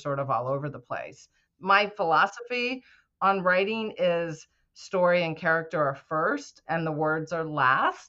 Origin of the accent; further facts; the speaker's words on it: New England, United States; I grew up in New England, so that's why I'm using that as an example. We say things like wicked a lot